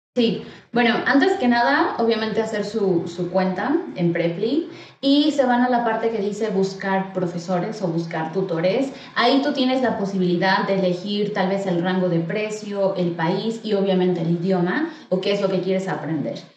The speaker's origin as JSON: {"language": "Spanish", "region": "State of Mexico", "country": "Mexico", "moved": "yes", "lives_now": "Mexico City, Mexico", "said": "yo soy del Estado de México, pero actualmente estoy viviendo en la Ciudad de México"}